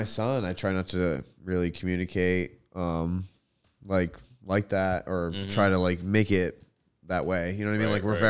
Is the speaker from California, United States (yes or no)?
no; Rhode Island, United States; born there; I was born in Kent County Hospital at fucking 11 a.m.